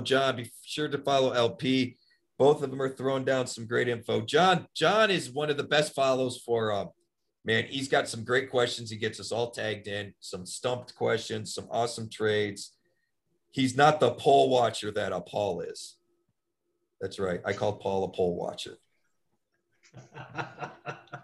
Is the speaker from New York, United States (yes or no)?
no; Cleveland, Ohio, United States; moved away; also born or lived in Minnesota; I was born in Cleveland